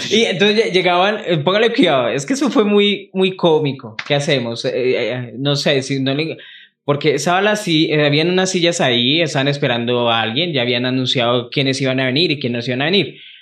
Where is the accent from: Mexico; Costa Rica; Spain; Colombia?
Colombia; Bogotá; donde yo vivía, que crecí obviamente en Santa Librada, más arriba, eran potreros, antes de que hubieran todos esos barrios, Alfonso López